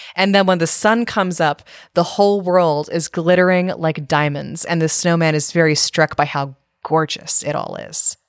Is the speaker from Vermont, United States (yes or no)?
no; California, United States; moved away; also born or lived in Maryland; I grew up in California and then I moved to Maryland